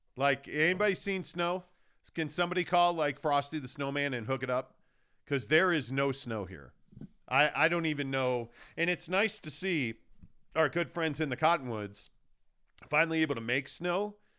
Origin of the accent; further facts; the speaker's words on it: Chicago, Illinois, United States; now in Salt Lake City, United States; I grew up in Chicago